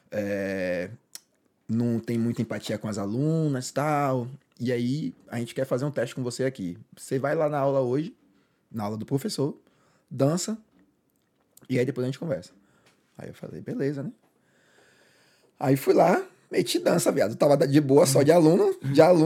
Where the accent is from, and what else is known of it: Salvador, Bahia, Brazil; moved away